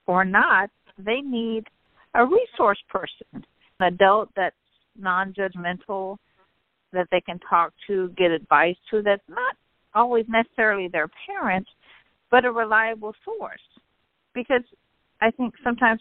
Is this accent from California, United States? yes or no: yes; Northern California, United States; also born or lived in Central Valley, California; I grew up in Northern California, the youngest of our family